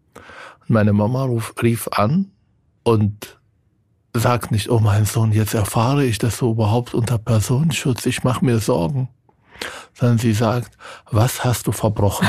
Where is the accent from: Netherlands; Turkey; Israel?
Israel; now in Germany; von meinem Heimatland